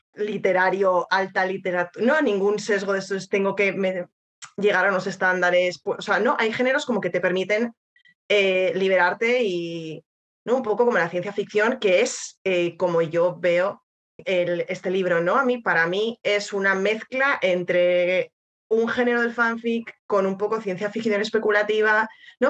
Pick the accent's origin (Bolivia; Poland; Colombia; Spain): Spain; siendo española